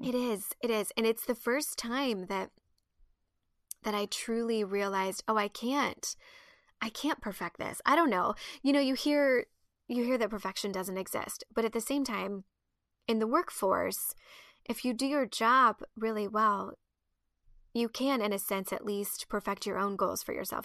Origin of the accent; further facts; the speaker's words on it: Midwest, United States; I was raised in the Midwest